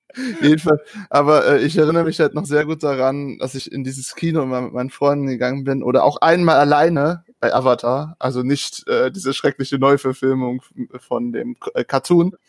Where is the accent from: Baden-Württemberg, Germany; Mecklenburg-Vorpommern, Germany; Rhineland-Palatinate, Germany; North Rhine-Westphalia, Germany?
North Rhine-Westphalia, Germany; small hometown with the Steinmüller site; moved away as an adult; now in near Stuttgart, Germany; ich bin in dieser Stadt groß geworden